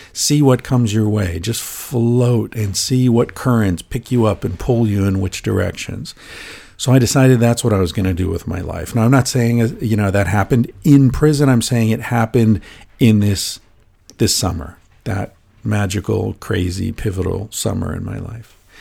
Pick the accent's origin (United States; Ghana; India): United States; as an American